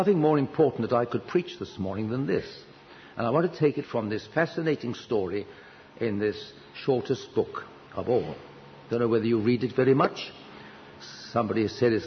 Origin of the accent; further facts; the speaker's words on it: United Kingdom